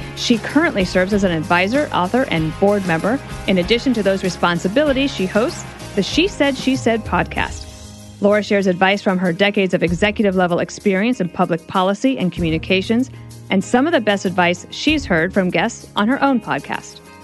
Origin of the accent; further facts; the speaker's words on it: Wyoming, United States; I'm just from Wyoming